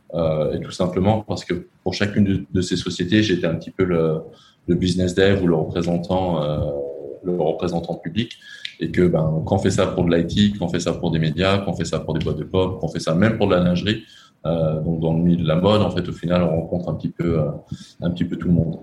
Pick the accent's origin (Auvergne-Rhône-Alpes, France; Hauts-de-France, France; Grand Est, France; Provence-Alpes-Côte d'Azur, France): Auvergne-Rhône-Alpes, France; Lyon; accent: French; moved away as an adult; now in Cambodia; j'ai quand même plutôt grandi dans les dans les milieux très très français et même très lyonnais parce que je suis de je suis de Lyon